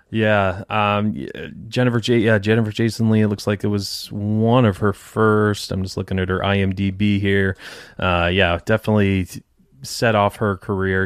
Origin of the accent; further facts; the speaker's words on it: Detroit, Michigan, United States; moved away as an adult; now in Tampa, United States; I'm from Detroit originally